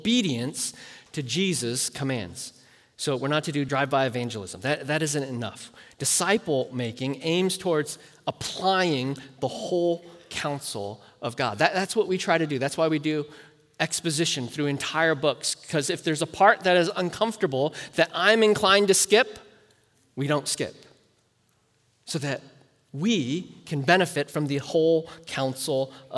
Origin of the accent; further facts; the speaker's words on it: United States; as American Christians